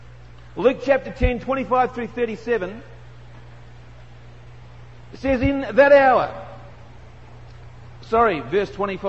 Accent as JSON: {"language": "English", "country": "Australia", "accent": "Aussie", "said": "I'm from Australia"}